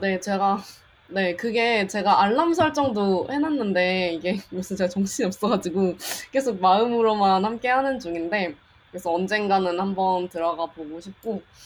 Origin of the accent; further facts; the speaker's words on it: South Jeolla, South Korea; 그냥 한국 전라남도에서 태어났어요.